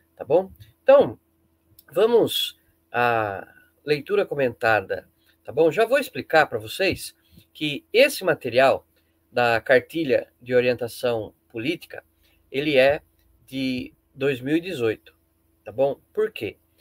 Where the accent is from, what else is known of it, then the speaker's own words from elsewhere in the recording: Brazil; como bom brasileiro